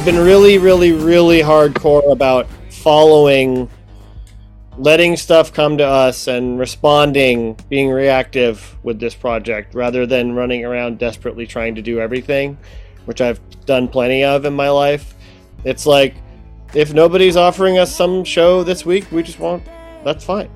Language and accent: English; Ohio, United States; moved away; I'm from Ohio, so we kind of have a Midwestern thing going on